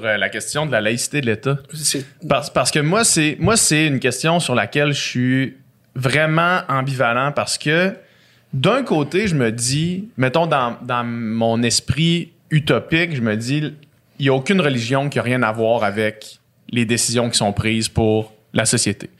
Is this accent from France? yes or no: no; Saguenay, Quebec, Canada; j'ai grandi à Chicoutimi